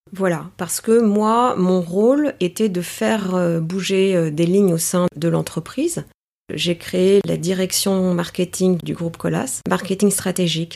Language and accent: French; Paris, Île-de-France, France; first language Greek; French is a second language; je suis née euh, à Paris. Je dirais que je suis une euh, grecque parisienne ou une parisienne grecque